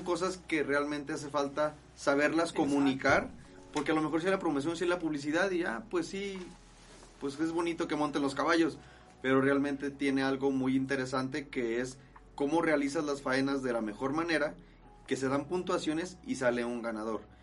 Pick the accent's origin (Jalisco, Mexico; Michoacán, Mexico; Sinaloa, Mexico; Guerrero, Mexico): Jalisco, Mexico; Guadalajara; soy de aquí de Guadalajara, Jalisco